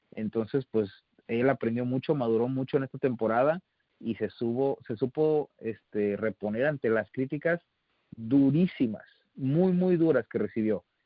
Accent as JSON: {"language": "Spanish", "country": "Mexico", "said": "a nosotros como mexicanos"}